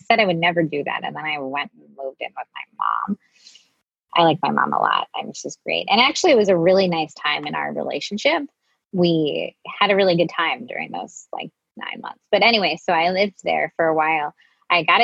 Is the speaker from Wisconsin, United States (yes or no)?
yes; Wisconsin, United States; now in Brooklyn, United States; I grew up in Wisconsin